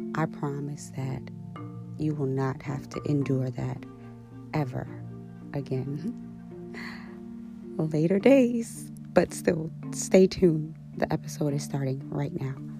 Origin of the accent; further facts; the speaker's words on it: New York City, New York, United States; I grew up in Queens, New York, the jungle